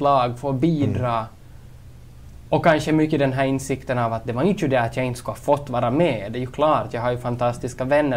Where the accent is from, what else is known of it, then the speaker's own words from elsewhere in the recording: Kolby, Ostrobothnia, Finland; also born or lived in Turku / Jakobstad; now in Vaasa, Finland; född och uppvuxen i Kolby